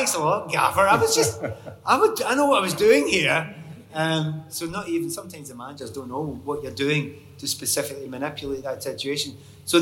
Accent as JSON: {"language": "English", "region": "Scotland", "country": "United Kingdom", "said": "I'm Scottish"}